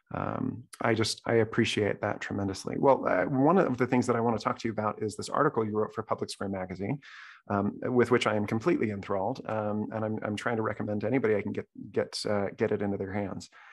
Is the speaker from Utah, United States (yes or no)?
yes; Salt Lake City, Utah, United States; I grew up in Salt Lake City